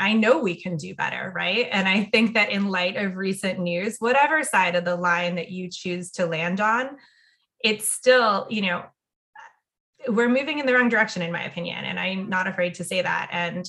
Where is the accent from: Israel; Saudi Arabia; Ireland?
Saudi Arabia; And a lot of that stemmed from growing up in Saudi Arabia.